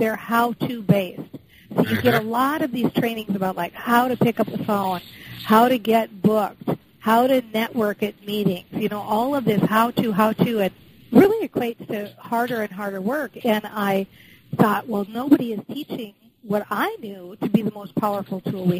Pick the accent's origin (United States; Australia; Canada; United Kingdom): United States; Minnesota; I was raised in the Midwest in Minnesota